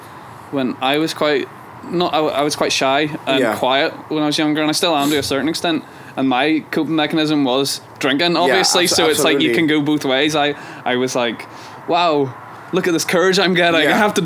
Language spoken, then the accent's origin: English; Ireland; But I'm Irish.